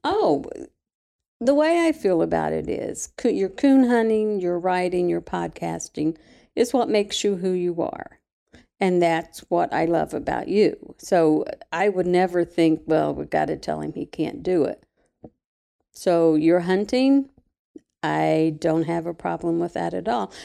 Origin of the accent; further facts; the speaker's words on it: Mabscott, West Virginia, United States; moved away; I'm from Mabscot, West Virginia